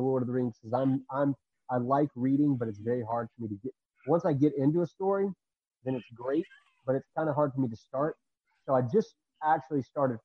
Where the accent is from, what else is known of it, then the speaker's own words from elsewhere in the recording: Texas, United States; moved away as an adult; also born or lived in New Orleans; I grew up in Texas